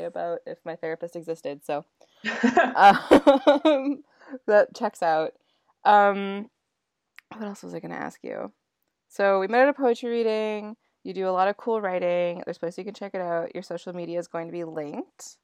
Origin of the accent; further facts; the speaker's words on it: Dawson Creek, British Columbia, Canada; now in Vancouver, Canada; my hometown in Dawson Creek